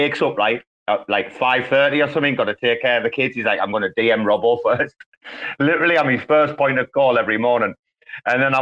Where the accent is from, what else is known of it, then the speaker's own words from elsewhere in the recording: England, United Kingdom; I'm fucking English and I'm speaking English